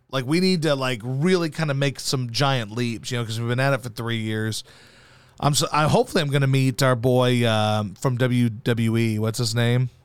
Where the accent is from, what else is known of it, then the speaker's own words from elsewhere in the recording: Baton Rouge, Louisiana, United States; also born or lived in Missouri / Arkansas; I went to fifth grade in Baton Rouge